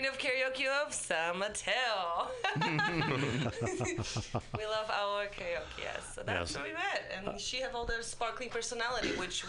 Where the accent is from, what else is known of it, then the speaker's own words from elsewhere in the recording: Poland; English is a second language; moved away as an adult; I'm from Poland.